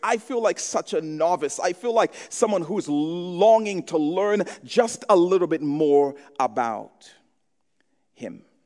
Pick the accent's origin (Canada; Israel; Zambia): Zambia; I grew up in Zambia.